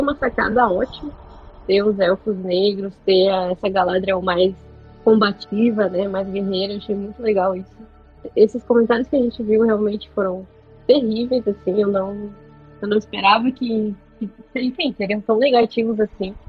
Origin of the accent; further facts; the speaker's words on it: Rio Grande do Sul, Brazil; Eu sou gaúcha